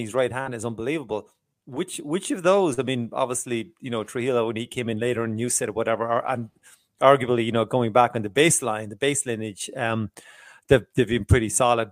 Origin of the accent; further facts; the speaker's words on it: Ireland; I am Irish